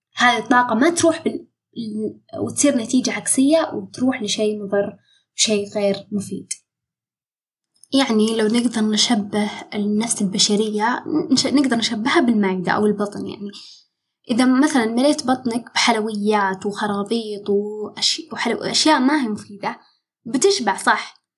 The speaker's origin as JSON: {"language": "Arabic", "country": "Saudi Arabia", "said": "عندنا في السعودية"}